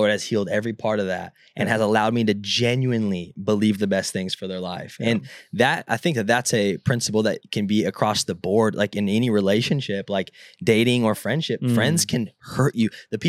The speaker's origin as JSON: {"language": "English", "region": "California", "country": "United States", "tie": "born or raised there", "said": "Like, I grew up in Southern California, and I don't go in the ocean."}